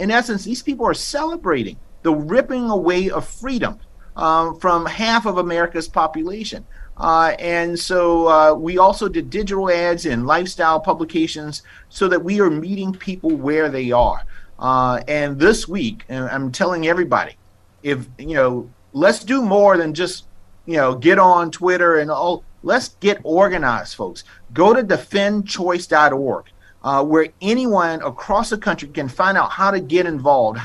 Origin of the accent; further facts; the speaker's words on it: South Carolina, United States; moved away as an adult; also born or lived in Florida; now in Texas, United States; I grew up in South Carolina